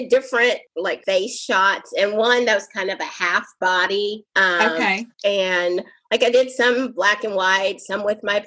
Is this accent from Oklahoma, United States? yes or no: yes; Oklahoma, United States; I'm actually from Oklahoma.